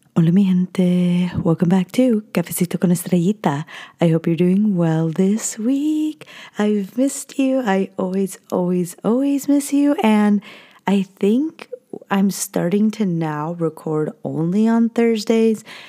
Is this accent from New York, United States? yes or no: no; California, United States; I was born and raised in California.